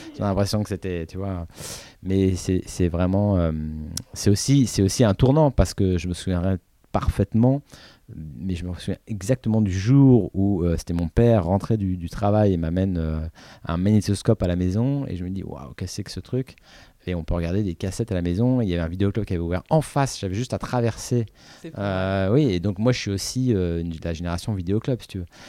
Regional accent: Paris, Île-de-France, France; j'habitais à Paris, j'avais des parents qui m'emmenaient

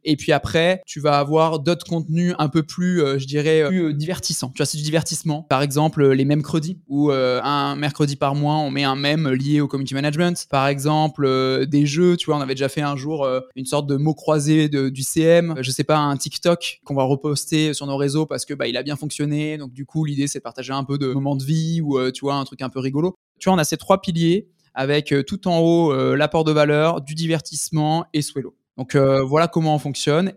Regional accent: France; also born or lived in Toulon; on est français, on est basé à Toulon

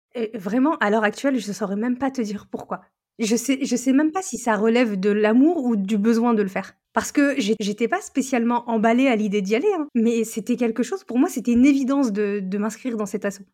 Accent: northern France, France; je viens du nord de la France

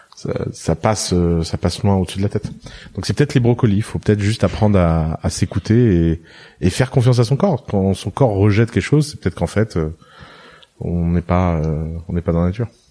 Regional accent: Tours, Centre-Val de Loire, France; also born or lived in Lebanon; j'ai j'ai grandi à Tours en France

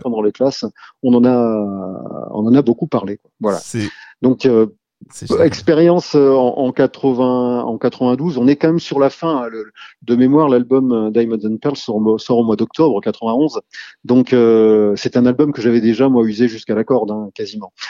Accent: Rennes, Brittany, France; je suis originaire de Rennes. Rennes, dans les années 80-90, c'est plutôt une scène rock

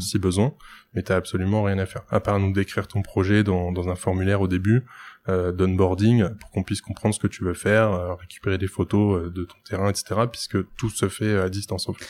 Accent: Lille, Hauts-de-France, France; j'ai 27 ans, je suis lillois

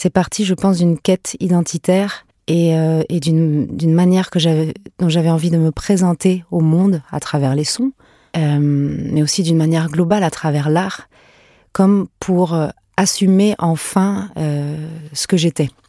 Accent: Paris, Île-de-France, France; born there; also born or lived in Venezuela; Moi, je suis née à Paris, mais j'avais à peine quelques mois quand on est parti au Venezuela. Et euh, j'ai fait mes premiers pas là-bas. On est rentré en France et on est reparti au Venezuela et rentré, reparti.

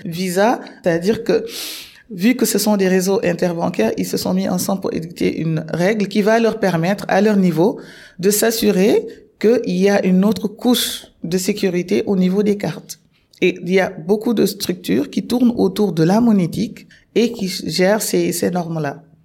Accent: Senegal; moved away as an adult; also born or lived in Morocco; je suis sénégalaise

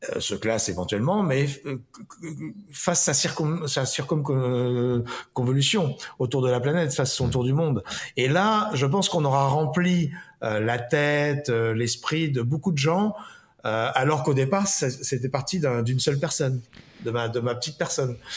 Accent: Paris, Île-de-France, France; je suis né à Paris

